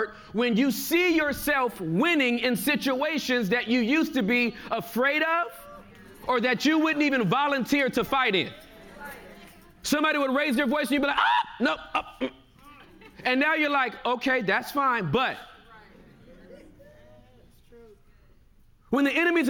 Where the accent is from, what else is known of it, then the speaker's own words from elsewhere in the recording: Inglewood, California, United States; I'm from California. Southern California. Inglewood, California